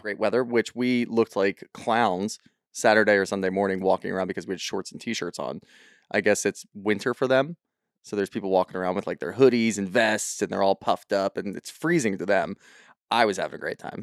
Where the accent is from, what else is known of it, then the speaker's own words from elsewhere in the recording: Philadelphia, Pennsylvania, United States; we're from Philly